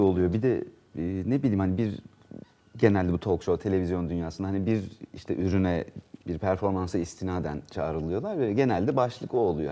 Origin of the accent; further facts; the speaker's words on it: Ankara, Turkey; also born or lived in Isparta / Burdur / Antalya; 2 yaşındayken Ankara'ya zaten gelmişler. Ben hep Ankara'da